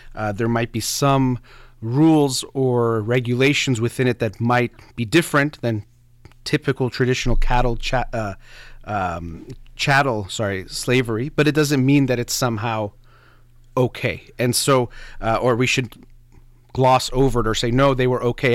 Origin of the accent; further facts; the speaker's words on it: United States; of Iranian descent, but born and raised in the United States in America